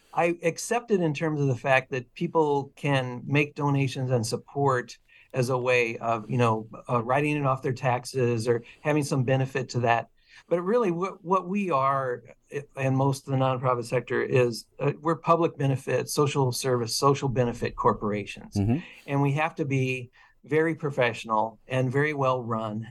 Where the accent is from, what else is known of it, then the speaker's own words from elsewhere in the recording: Illinois, United States; also born or lived in Portland, Oregon; now in Eugene, United States; I grew up in Illinois